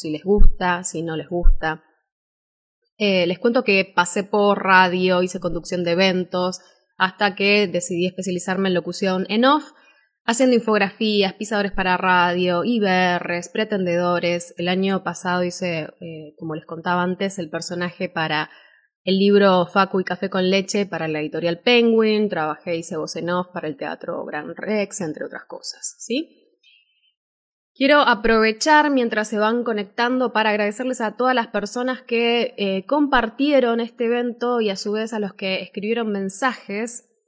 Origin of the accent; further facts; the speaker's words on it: Buenos Aires, Argentina; soy locutora de Buenos Aires, Argentina